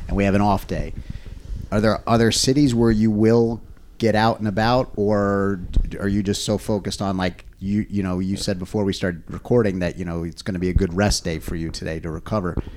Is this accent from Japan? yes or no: no; United States; i am an American and I grew up in America.